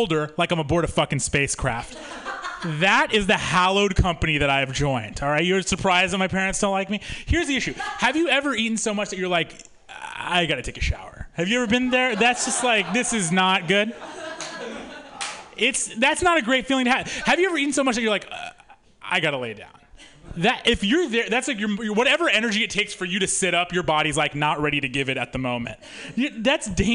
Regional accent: Missouri, United States; moved away; I'm from Missouri originally

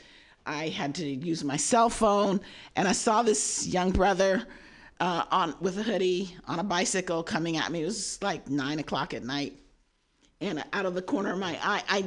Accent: Oakland, California, United States; I'm from Oakland

